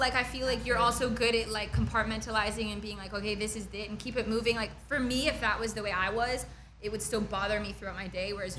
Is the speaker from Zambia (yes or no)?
no; Calgary, Alberta, Canada; born or raised there